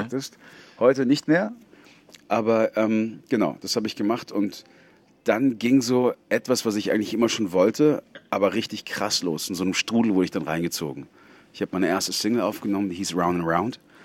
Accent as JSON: {"language": "German", "region": "Bavaria", "country": "Germany", "said": "ich komme ja aus Bayern. Da haben wir kein Meer."}